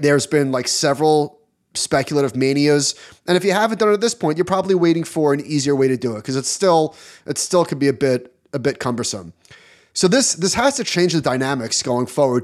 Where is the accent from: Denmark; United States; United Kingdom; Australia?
United States; as an American